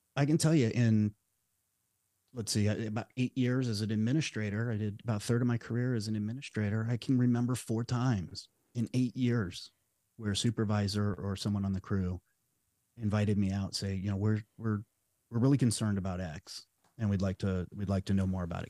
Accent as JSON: {"language": "English", "town": "Las Vegas", "region": "Nevada", "country": "United States", "tie": "born or raised there", "moved": "as an adult", "lives_now": "Southern Oregon, United States", "said": "I was born and raised in Las Vegas, Nevada"}